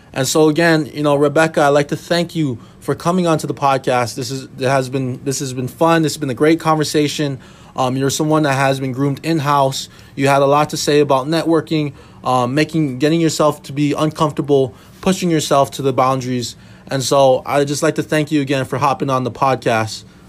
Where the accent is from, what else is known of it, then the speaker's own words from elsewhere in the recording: Hawaii, United States; moved away as an adult; now in Minnesota, United States; I was born and raised in Hawaii